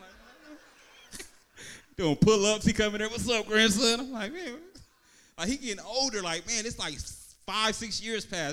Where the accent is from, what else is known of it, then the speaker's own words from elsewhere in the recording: Vallejo, California, United States; I'm originally from Vallejo